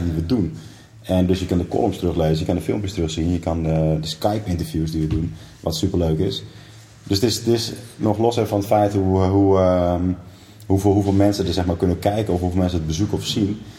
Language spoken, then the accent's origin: Dutch; northern Groningen, Netherlands; moved away; het dorp waar ik vandaan kom, in Noord-Noord-Groningen